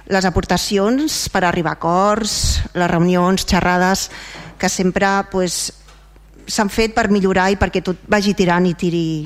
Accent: Vilassar de Mar, Catalonia, Spain; una experiència i un plaer poder servir al meu poble, al meu estimat Vilassa de Mar

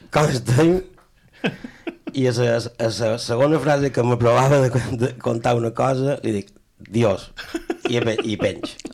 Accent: Mallorca, Balearic Islands, Spain; jo som, som més mallorquí que les espredanyes d'Espart

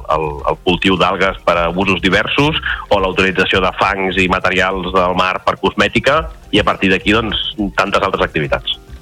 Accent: Reus, Catalonia, Spain; jo que sóc de Reus

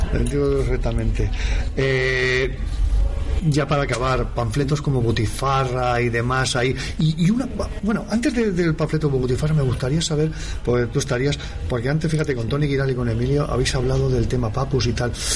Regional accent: Gavà, Catalonia, Spain; soy de Gaba de eh, toda la vida

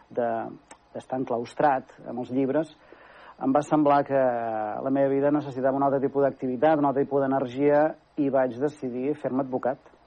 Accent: Manresa, Catalonia, Spain; also born or lived in Barcelona; De Manresa, efectivament, eh, vaig néixer, eh, sóc fill de pare i de mare manresans i, i, i he fet tota la meva vida personal aquí

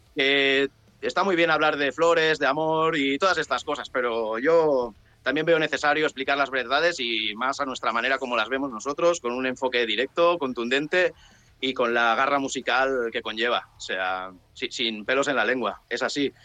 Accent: Penedès, Catalonia, Spain; also born or lived in Sant Sadurní d'Anoia; Somos del Penedés. Los de aquí, lo siento mucho, pero decimos que somos del Penedés.

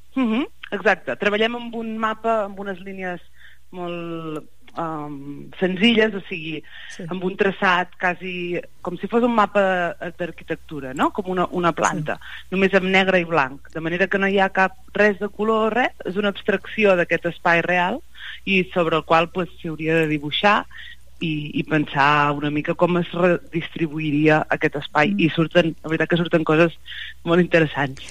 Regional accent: Banyoles, Catalonia, Spain; moved away as an adult; now in Barcelona, Spain; Jo sóc, sóc de Banyoles i, i fa uns anys que visc a Barcelona

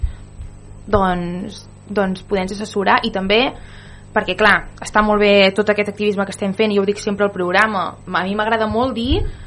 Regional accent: Vic, Osona, Catalonia, Spain; Jo vinc de Vic

